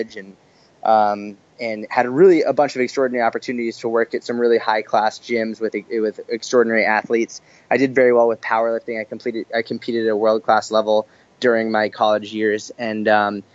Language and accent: English; Boston, Massachusetts, United States; also born or lived in Israel / Tel Aviv; now in New York, United States; So I grew up in Boston, actually.